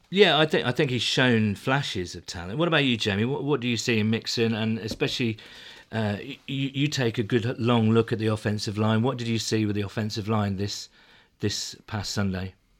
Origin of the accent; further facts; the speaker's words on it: United Kingdom; I'm, I'm British